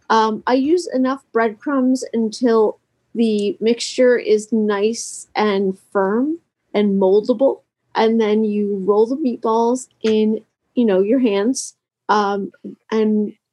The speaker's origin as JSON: {"language": "English", "town": "Harrisburg", "region": "Pennsylvania", "country": "United States", "said": "I am from Harrisburg, Pennsylvania, and it is snowing and windy and very cold."}